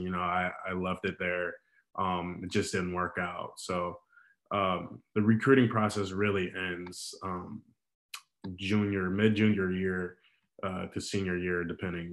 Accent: Chicago, Illinois, United States; also born or lived in Terre Haute, Indiana; I grew up really in Chicago a lot, and I was I, I live in the suburbs now, but I've spent uh, damn near my whole life in Chicago

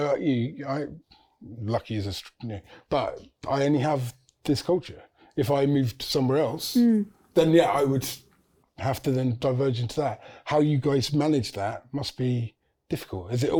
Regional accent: England, United Kingdom; I'm from this culture. I'm from Britain. I'm from England.

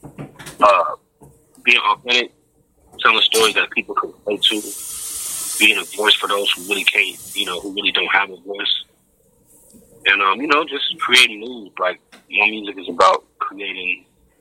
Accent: Los Angeles, California, United States; I grew up in the 818, San Fernando Valley. Part of L.A. County

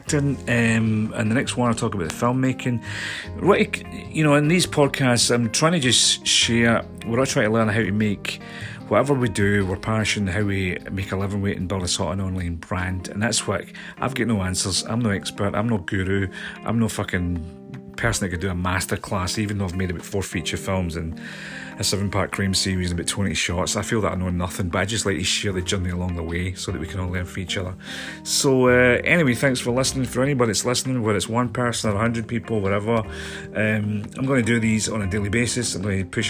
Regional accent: Scotland, United Kingdom; moved away as an adult; also born or lived in London; I came back to my hometown in Scotland

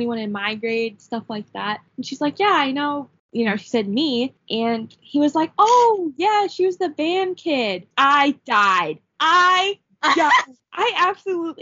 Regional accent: Wisconsin, United States; I'm from Wisconsin

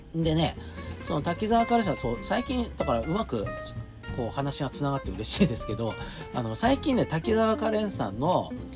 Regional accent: Fukushima, Japan; born or raised there

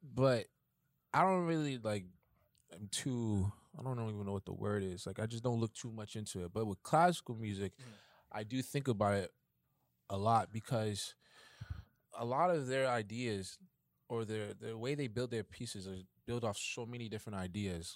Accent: New York City, New York, United States; I'm from Bronx, New York.

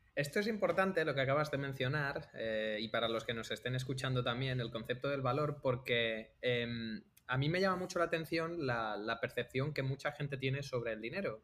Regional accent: Algeciras, Andalusia, Spain; moved away as an adult; also born or lived in Alcalá de Henares; now in Barcelona, Spain; venimos los dos de Algeciras. Yo igual vengo de Algeciras

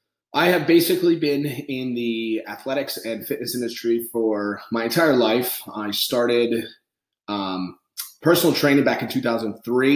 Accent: New England, United States; I grew up on the East Coast, I'm from New England, Irish Catholic

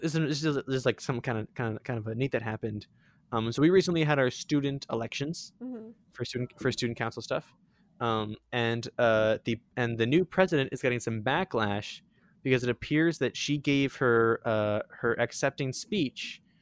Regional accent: Sarnia, Ontario, Canada; I hate my hometown.

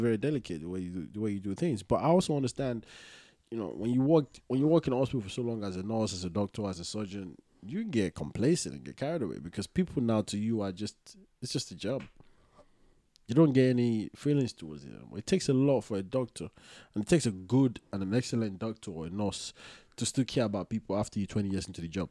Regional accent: Nigeria; I'm from Nigeria

